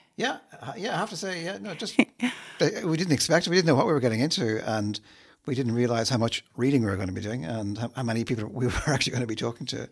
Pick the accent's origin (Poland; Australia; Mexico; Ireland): Ireland; Dublin, Leinster; I'm not from Dublin. I came here as a child